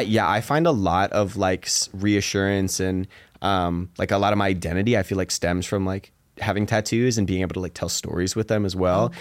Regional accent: Seattle, Washington, United States; moved away as an adult; I grew up in Seattle

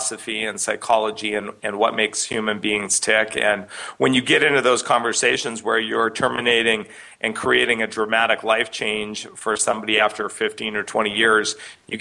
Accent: Canada; I grew up in Canada, and my parents were in the alternative

